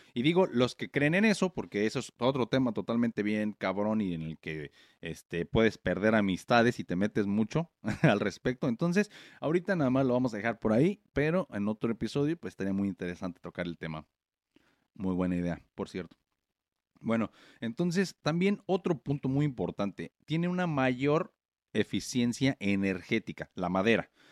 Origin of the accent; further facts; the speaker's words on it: Morelia, Michoacán, Mexico; moved away as an adult; now in United States; yo soy de México, de Morelia, ya saben, y los que no saben, pues sí, puro, puro, Michoacán